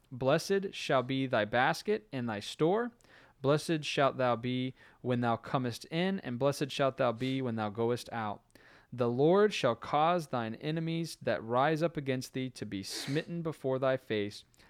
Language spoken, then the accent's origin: English; Florida, United States; moved away; growing up in Florida